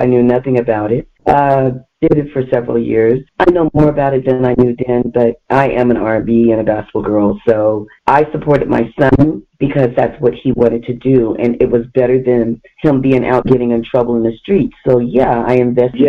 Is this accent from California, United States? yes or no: no; Chicago, Illinois, United States; moved away; that's my hometown, and we got the best food